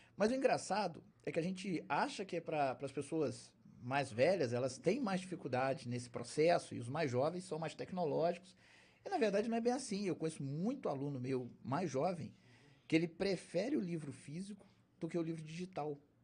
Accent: Valença, Brazil; Eu sou de Valença, mas é de gente de fora

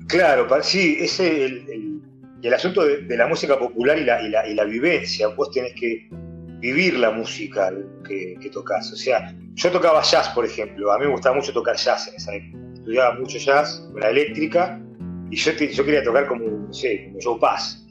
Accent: Buenos Aires, Argentina; Este barrio donde yo me crié acá en Pompeya

